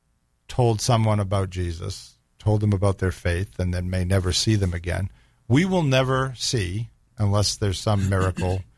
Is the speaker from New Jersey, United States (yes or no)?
no; Boston, Massachusetts, United States; I'm from Boston